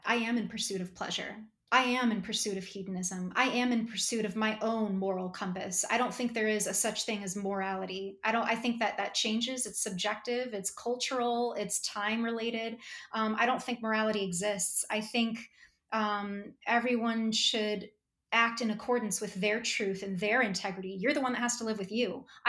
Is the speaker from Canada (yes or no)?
no; Australia; Well, I can't be Australian, because I'm Australian.